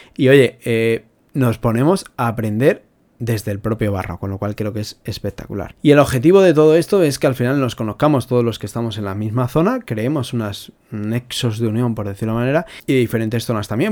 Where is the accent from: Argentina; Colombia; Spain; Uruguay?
Spain; somos españoles, somos latinos